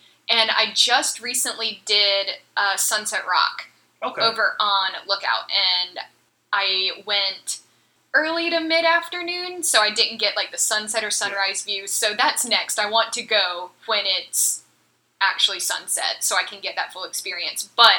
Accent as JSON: {"language": "English", "town": "Atlanta", "region": "Georgia", "country": "United States", "tie": "born or raised there", "also_born_or_lived": "North Carolina / Philadelphia", "said": "I'm originally from North Carolina, grew up in Atlanta, moved back and forth between Atlanta and Philly a bunch, and then went to college in Virginia, grad school back in North Carolina"}